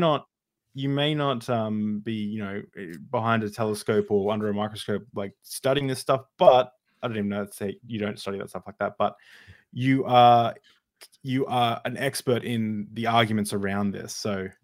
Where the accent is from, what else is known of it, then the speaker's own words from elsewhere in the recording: Australia; as an Australian